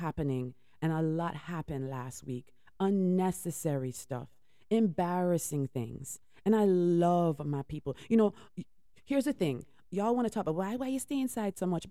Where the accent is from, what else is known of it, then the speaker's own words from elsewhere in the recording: United States; I was born here